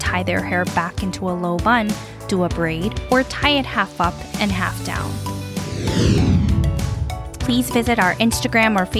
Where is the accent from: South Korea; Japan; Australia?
South Korea; moved away; When I was growing up in Korea